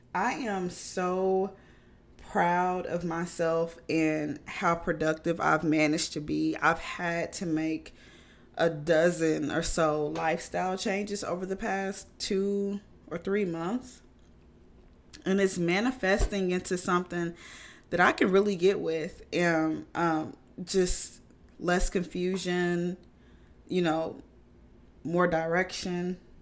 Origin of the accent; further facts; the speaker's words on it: United States; I'm American